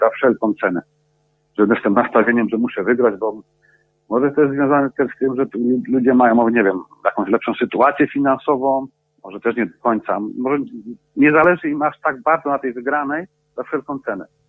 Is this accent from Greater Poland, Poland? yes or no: no; Bielsko-Biała, Silesian Voivodeship, Poland; moved away as an adult; now in England, United Kingdom; pochodzę z Bielska Białej